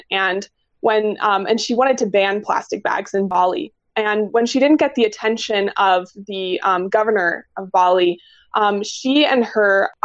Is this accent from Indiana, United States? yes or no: no; Logan, Utah, United States; growing up in Logan and being exposed to the outdoors a lot as a kid